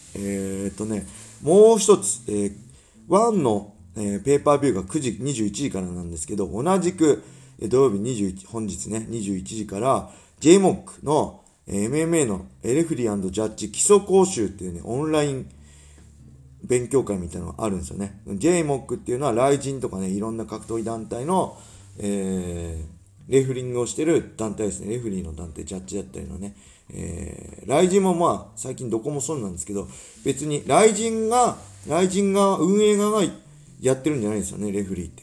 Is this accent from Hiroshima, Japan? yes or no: no; Tsuchiura, Ibaraki, Japan; 土浦三高っていう高校出身なんですけど